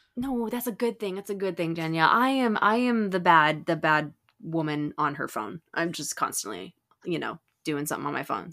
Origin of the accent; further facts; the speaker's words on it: Southern California, United States; I grew up in Southern California, I've been here since I was nine years old